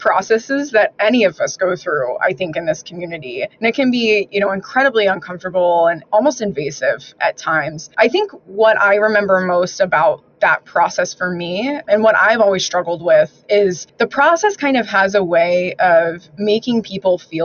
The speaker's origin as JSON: {"language": "English", "region": "Arizona", "country": "United States", "tie": "born or raised there", "moved": "yes", "said": "growing up in Arizona, that just wasn't part of our lexicon."}